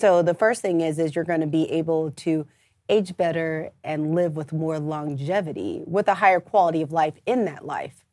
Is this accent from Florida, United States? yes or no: no; St. Louis, Missouri, United States; moved away as an adult; now in Atlanta, United States; I'm originally from Saint Louis, Missouri